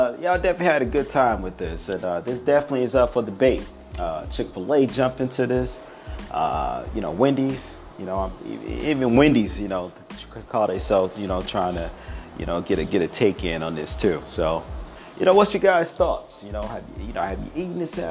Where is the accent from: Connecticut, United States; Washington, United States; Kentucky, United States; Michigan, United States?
Michigan, United States; Detroit; I'm from Detroit City, Detroit, Michigan, that is, Motor City, Rome. Yeah, that's the city I'm from.